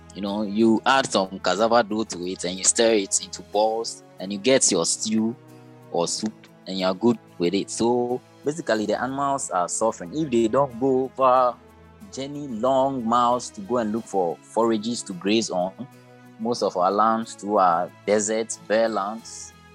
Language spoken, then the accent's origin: English; Ghana; I'm from West Africa, Ghana to be precise